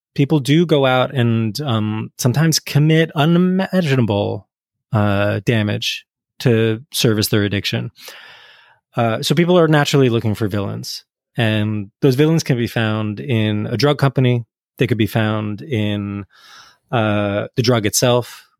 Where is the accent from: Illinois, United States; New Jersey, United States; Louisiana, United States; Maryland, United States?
New Jersey, United States; I grew up in North Jersey, in the eighties and nineties